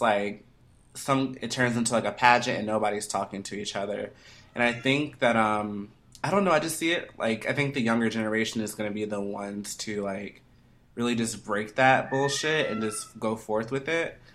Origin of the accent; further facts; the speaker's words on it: Atlanta, Georgia, United States; I'm from Atlanta